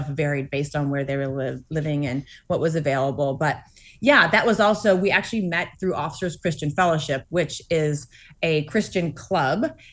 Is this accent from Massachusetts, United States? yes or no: yes; Massachusetts, United States; I grew up in Massachusetts, um, attending Grace Chapel